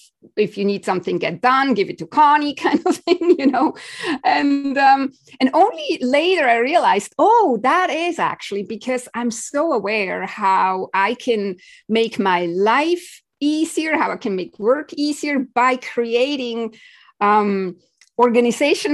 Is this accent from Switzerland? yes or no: yes; Switzerland; I grew up in Switzerland